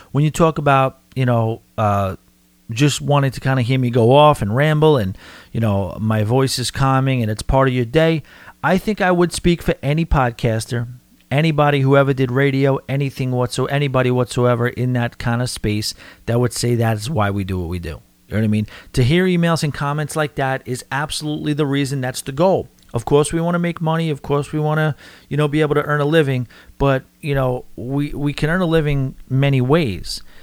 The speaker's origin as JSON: {"language": "English", "region": "New York", "country": "United States", "accent": "New York", "said": "my New York accent."}